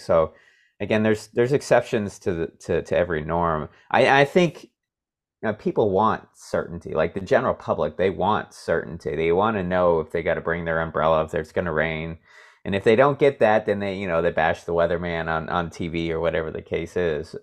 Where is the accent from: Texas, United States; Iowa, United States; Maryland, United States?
Iowa, United States; also born or lived in Monterey, California; now in Nebraska, United States; I'm originally from Iowa